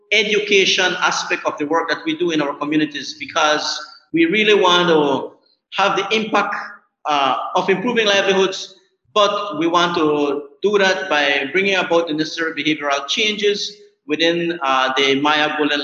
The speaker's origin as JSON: {"language": "English", "town": "San Pedro", "country": "Colombia", "said": "I am from San Pedro, Colombia. I am a farmer."}